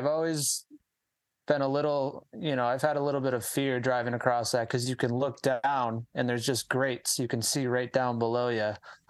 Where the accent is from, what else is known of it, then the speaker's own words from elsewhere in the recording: Michigan, United States; moved away; originally we're from Michigan.